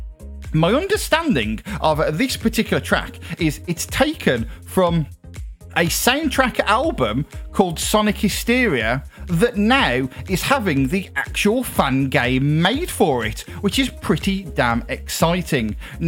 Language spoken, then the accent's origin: English; United Kingdom; I'm British, Caribbean vibes here on the show